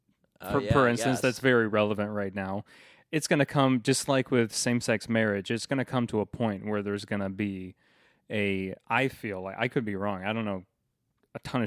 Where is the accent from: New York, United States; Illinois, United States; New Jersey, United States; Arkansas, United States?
Illinois, United States; Manteno; Manteno, my hometown